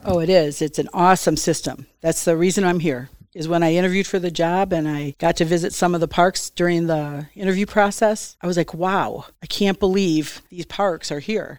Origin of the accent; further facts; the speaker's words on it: Bloomfield Hills, Michigan, United States; moved away as an adult; also born or lived in New Mexico / Detroit / Colorado; now in Mount Pleasant, United States; lived in Detroit till I was six and then moved to, um, the suburbs of Detroit, Bloomfield Hills, and was there, you know, my mom still lives in my childhood home